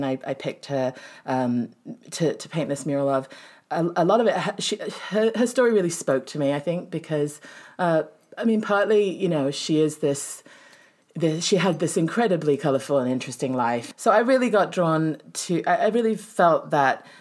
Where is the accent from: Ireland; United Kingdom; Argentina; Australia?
United Kingdom; England; also born or lived in San Francisco, United States; now in Grass Valley, United States; I'm originally from England and sort of traveled all over and came up from San Francisco.